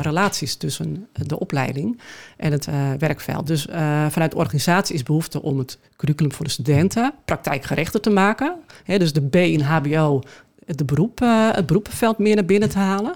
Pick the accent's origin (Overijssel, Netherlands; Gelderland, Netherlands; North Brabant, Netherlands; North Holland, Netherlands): North Holland, Netherlands; Schoorl; also born or lived in Amsterdam; now in Alkmaar, Netherlands; Ik ben eh, geboren in Schorrel